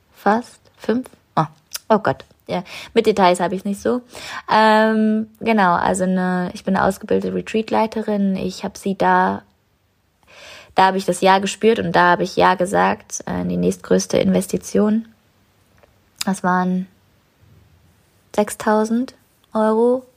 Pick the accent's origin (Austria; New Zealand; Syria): New Zealand; moved away; meinen Flug nach Neuseeland, zurück in meine Heimat